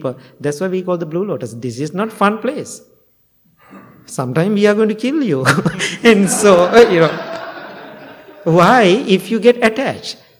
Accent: Sri Lanka; English is a second language; now in United States; when I go to Sri Lanka, I am perfect Sri Lankan Buddhist monk

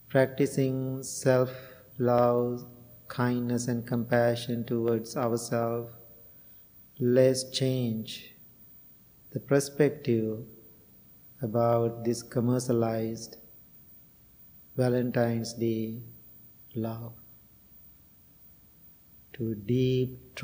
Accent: Sri Lanka; moved away as an adult; now in United States; I was born and raised in Sri Lanka

